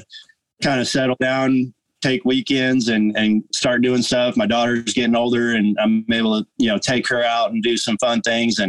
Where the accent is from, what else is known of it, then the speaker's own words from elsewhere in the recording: by Lake Tahoe, Northern California, United States; now in Oklahoma, United States; growing up in Northern California, I was up by Lake Tahoe ski resorts and mountains